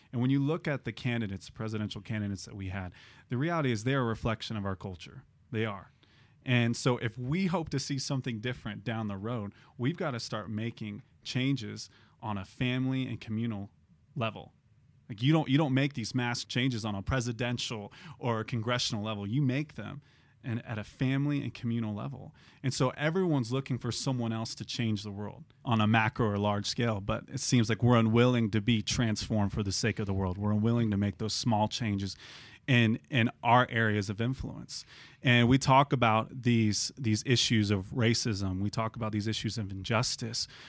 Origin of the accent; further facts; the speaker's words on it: United States; we're Americans.